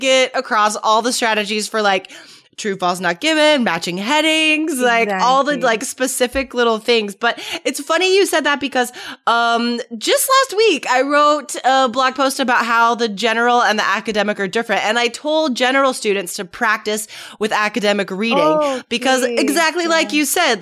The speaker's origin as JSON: {"language": "English", "country": "United States", "said": "I'm American"}